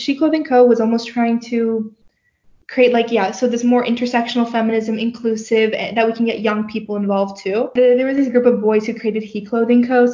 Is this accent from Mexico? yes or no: no; Turkey; now in Canada; I grew up in Turkey.